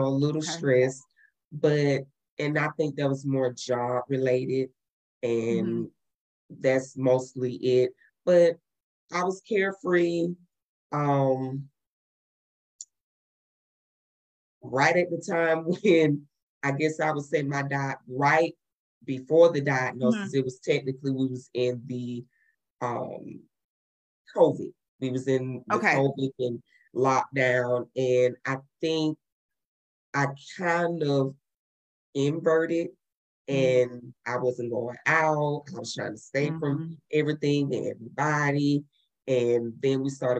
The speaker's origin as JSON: {"language": "English", "town": "Atlanta", "region": "Georgia", "country": "United States", "moved": "as an adult", "lives_now": "Houston, United States", "said": "I'm originally from Atlanta, Georgia. I moved to Houston, Texas to pursue my career in the medical field after I left the Postal Service after 17 years of service."}